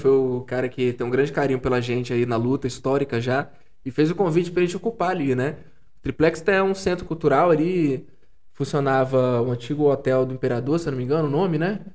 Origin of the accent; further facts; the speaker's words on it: São Mateus, Espírito Santo, Brazil; eu venho de São Mateus, no norte do estado